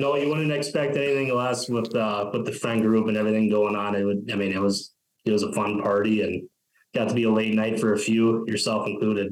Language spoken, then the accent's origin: English; Fairmont, Minnesota, United States; now in North Dakota, United States; growing up in Fairmont, that's like commuting to Mankato every day